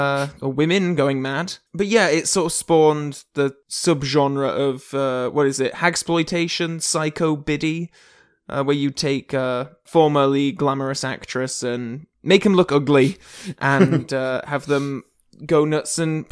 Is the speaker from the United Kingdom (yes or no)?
yes; England, United Kingdom; Hello. I'm English